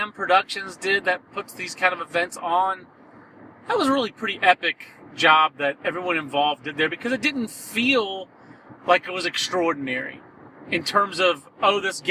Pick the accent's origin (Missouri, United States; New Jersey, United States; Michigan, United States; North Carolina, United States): North Carolina, United States; Fayetteville; growing up in Fayetteville, actually, right next door to Fort Bragg.